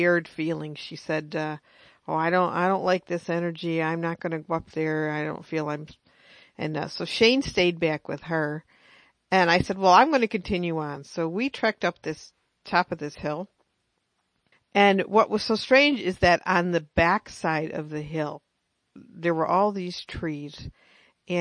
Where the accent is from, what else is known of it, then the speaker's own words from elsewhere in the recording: United States; me being American